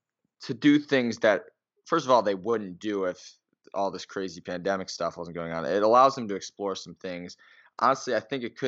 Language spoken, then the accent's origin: English; Chicago, Illinois, United States; I'm from Chicago, the Chicago area